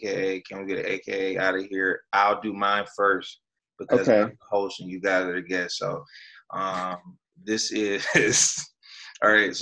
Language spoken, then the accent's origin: English; Flint, Michigan, United States; now in Detroit, United States; I'm from Flint. So I grew up, born and raised in Flint. And I made it to Detroit, so I'm here.